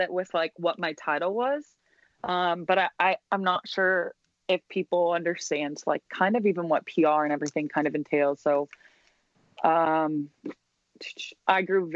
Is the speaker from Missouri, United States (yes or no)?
no; Los Angeles, California, United States; now in Chicago, United States; I'm an LA kid.